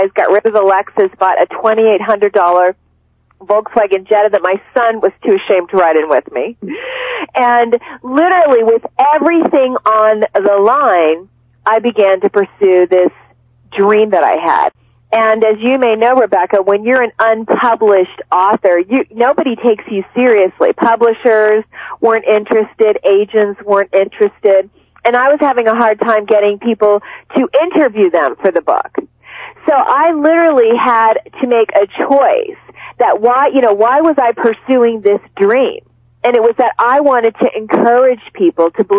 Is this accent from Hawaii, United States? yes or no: no; Cincinnati, Ohio, United States; when I was growing up, I'm from Cincinnati, Ohio.